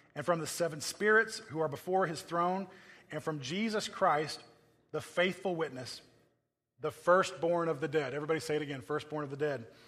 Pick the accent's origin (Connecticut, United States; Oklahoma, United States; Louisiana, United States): Oklahoma, United States; now in California, United States; I come from Oklahoma